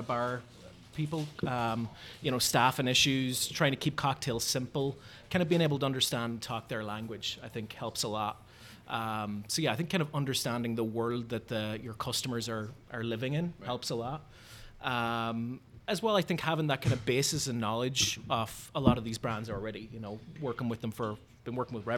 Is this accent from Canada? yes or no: no; Ireland; accent: Irish; moved away as an adult; now in Chicago, United States; I'm Irish. So I moved to America about 7 years ago.